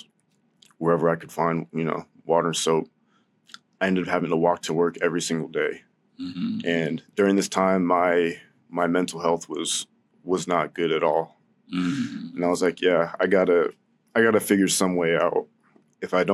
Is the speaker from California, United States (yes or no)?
yes; San Diego, California, United States; I was born in San Diego, lived out there with my whole family in this little house on Tate Street.